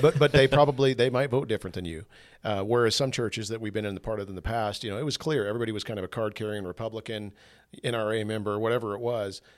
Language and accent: English; United States; I'm an American. I love that I get, get to be born here and raised here